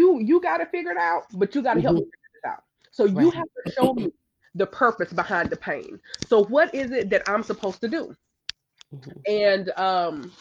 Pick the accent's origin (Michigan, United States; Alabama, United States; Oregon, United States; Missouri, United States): Alabama, United States; growing up in the Bible Belt, growing up in Alabama